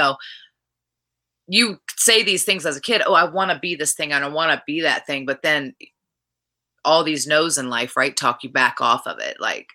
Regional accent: Richmond, Virginia, United States; back in my hometown at the Canal Club.

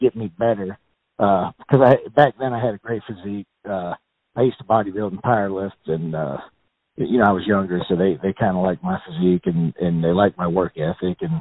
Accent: Alliance, Ohio, United States; where we grew up in Alliance, Ohio

